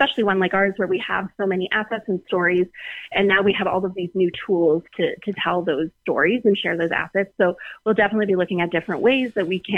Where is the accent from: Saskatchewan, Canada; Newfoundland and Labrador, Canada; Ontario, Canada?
Saskatchewan, Canada; Moose Jaw; also born or lived in Alberta; now in Regina, Canada; I'm originally from Moose Jaw, Saskatchewan